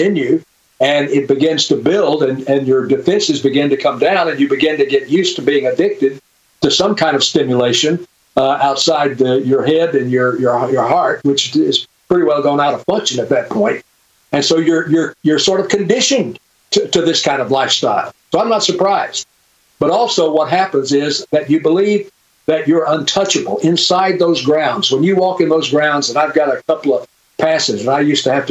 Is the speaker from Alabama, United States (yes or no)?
yes; Birmingham, Alabama, United States; I grew up in Birmingham, Alabama.